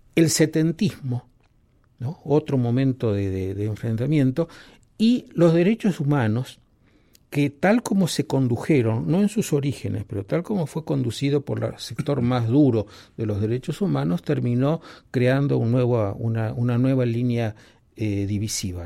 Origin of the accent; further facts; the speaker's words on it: Argentina; cómo me siento yo como argentino